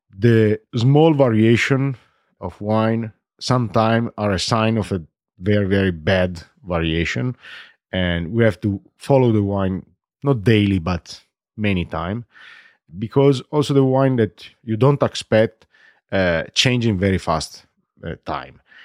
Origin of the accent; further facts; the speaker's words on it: Barolo, Piedmont, Italy; English is a second language; I was born in Barolo, grows up in Barolo, I stay in Barolo